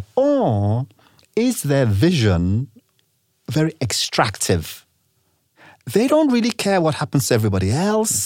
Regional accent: Nigeria; also born or lived in England / United States; I am from Nigeria

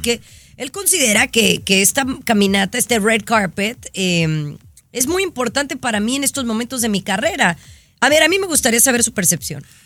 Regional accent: Mexico; moved away; no me he registrado para votar en el extranjero como mexicana

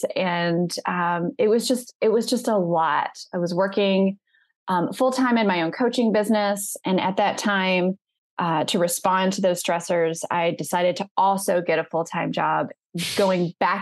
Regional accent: the South, United States; I'm from the South

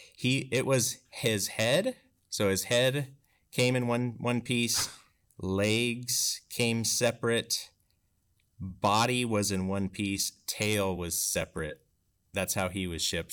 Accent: Bridgeport, Washington, United States; growing up in Bridgeport

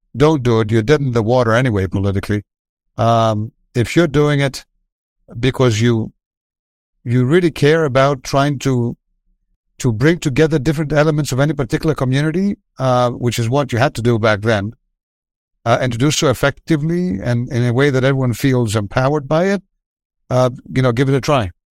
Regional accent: Athens, Attica, Greece; moved away as an adult; now in United States; I was from Athens. I was from a well-off family

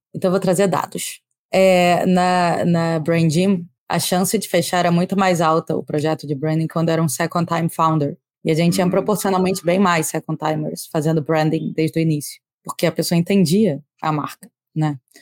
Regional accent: Rio de Janeiro, Brazil; accent: carioca; eu falo com sotaque carioca

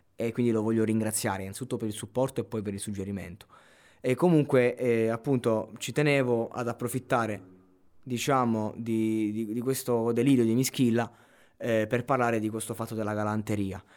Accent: Abruzzo, Italy; sono cresciuto in Abruzzo

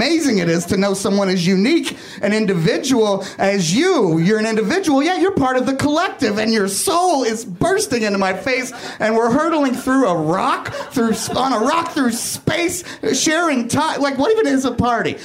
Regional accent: Kentucky, United States; also born or lived in Hollywood; now in Los Angeles, United States; where I grew up in Kentucky

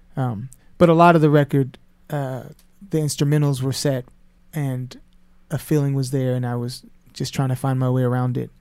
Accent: Sacramento, California, United States; moved away; I'm from Sacramento, California

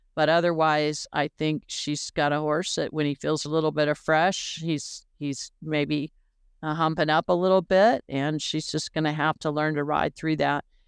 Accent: Florida, United States; growing up in Florida

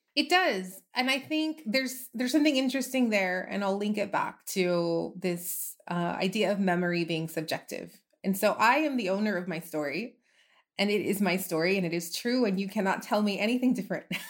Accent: El Paso, Texas, United States; I'm from El Paso, I grew up here, I moved away for a while, but then I came back

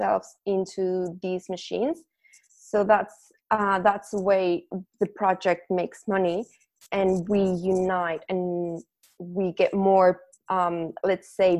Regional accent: Mexico; English is a second language; moved away as an adult; now in Melbourne, Australia; I'm from Mexico, but I'm currently living in Australia, in Melbourne

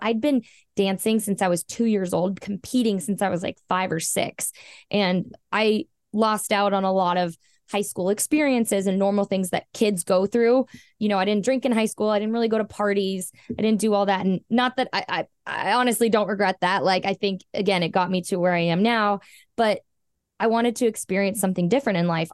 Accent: Southern California, United States; I was born in Southern California, born and raised

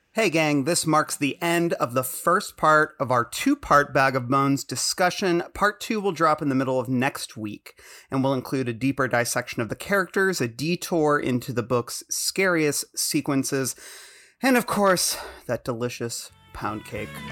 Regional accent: suburban Michigan, United States; I'm from Michigan, suburban Michigan, and I mean, I grew up hearing people say the N word

